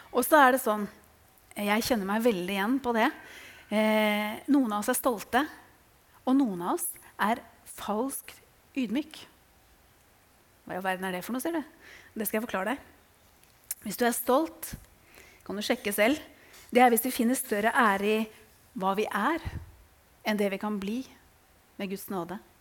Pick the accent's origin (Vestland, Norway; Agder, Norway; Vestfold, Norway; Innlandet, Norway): Vestfold, Norway; Tønsberg; jeg er fra Tønsberg